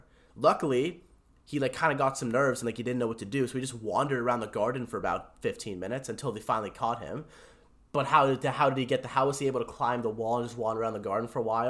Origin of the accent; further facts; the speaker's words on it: India; I'm an Indian Sikh, a Sith.